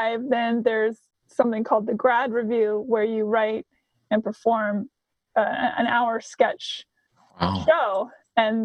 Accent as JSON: {"language": "English", "town": "Seattle", "region": "Washington", "country": "United States", "also_born_or_lived": "Nashville, Tennessee / Hollywood", "moved": "as an adult", "said": "I hail originally from Seattle, spent 13 years in Nashville, Tennessee as a professional songwriter"}